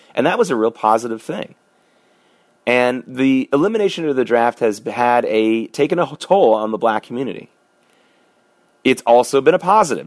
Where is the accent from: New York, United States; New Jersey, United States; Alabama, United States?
New York, United States; as a New Yorker back during the Gulf War